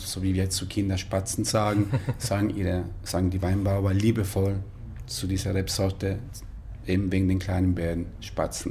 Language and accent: German; Pescara, Abruzzo, Italy; German is a second language; moved away as an adult; also born or lived in Würzburg, Germany; now in Munich, Germany; Ich komme ursprünglich aus Italien, aus Pescara, eine wunderschöne Stadt an der Adria, in den Abruzzen, Mittelitalien